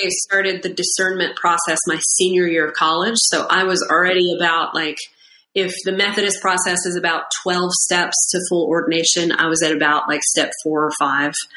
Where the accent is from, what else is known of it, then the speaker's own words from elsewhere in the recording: Irmo, South Carolina, United States; now in Winston-Salem, United States; I grew up outside of Columbia, South Carolina, in Irmo